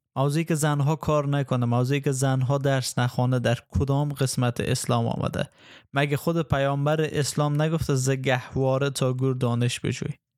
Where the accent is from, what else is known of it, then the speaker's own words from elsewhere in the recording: Afghanistan; به عنوان یک افغان به عنوان یک افغانی که مسیحی است